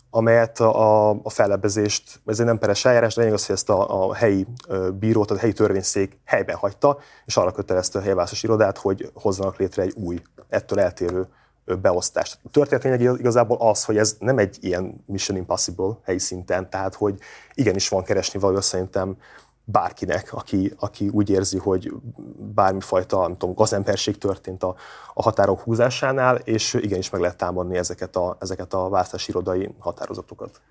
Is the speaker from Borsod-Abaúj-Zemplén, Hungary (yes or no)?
yes; Miskolc, Borsod-Abaúj-Zemplén, Hungary